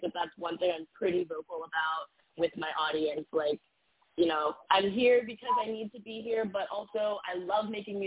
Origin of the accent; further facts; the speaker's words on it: Midwest, United States; now in New York City, United States; I'm from the Midwest, and, you know, there's a very, you know, standard way of life where I'm from